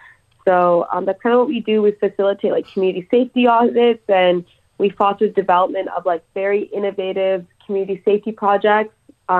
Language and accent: English; Toronto, Ontario, Canada; I grew up in Parkdale, and when I grew up in the 90s and early 20s in that neighborhood